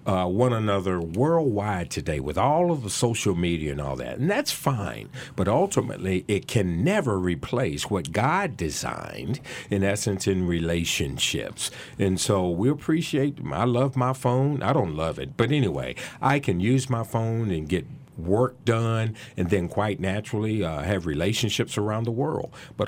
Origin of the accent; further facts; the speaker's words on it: Salem, Virginia, United States; I grew up in Salem, Virginia, a suburb of Roanoke, believe it or not.